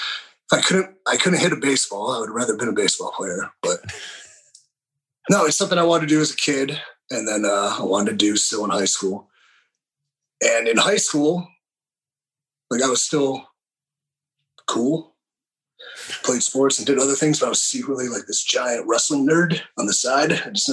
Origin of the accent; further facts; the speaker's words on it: Willoughby, Ohio, United States; East of it, Willoughby.